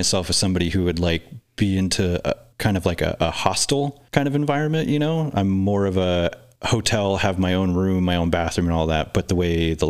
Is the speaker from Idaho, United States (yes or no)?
yes; Wallace, Idaho, United States; also born or lived in Everett, Washington; growing up in Wallace, I had always heard that it had kind of like a seedy underbelly, you know, but we moved there in 91, 92. I was like 7 years old